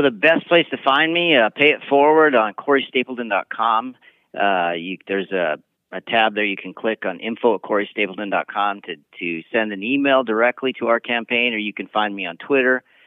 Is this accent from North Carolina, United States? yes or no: no; Montana, United States; I've dealt with similar issues in the state of, of Montana